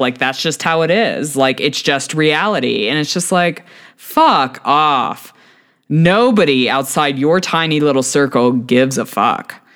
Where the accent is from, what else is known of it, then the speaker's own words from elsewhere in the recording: Texas, United States; as a Texan